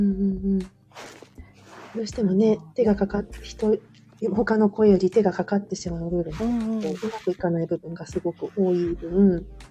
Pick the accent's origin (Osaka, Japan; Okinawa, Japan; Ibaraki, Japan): Osaka, Japan; moved away; 私も関西ですよ。大阪です、生まれと育ちは。